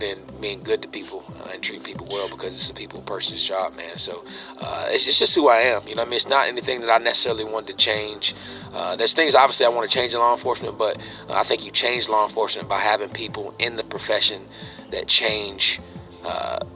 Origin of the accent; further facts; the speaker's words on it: Chapel Hill, North Carolina, United States; also born or lived in Durham, North Carolina; Born and raised in Chapel Hill